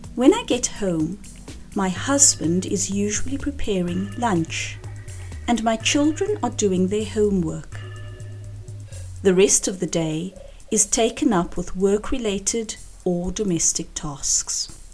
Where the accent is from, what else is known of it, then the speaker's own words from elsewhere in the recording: Cape Town, Western Cape, South Africa; now in Spain; I live in Spain, but am originally from Cape Town in South Africa.